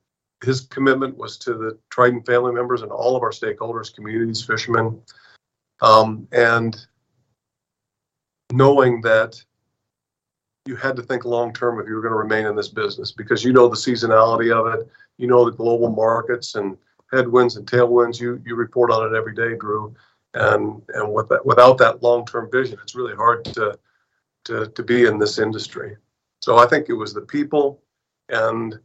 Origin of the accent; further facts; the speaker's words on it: Kodiak, Alaska, United States; also born or lived in Seattle, Washington; I was born in Kodiak. Spent my whole life back and forth between Seattle and all the remote parts of Alaska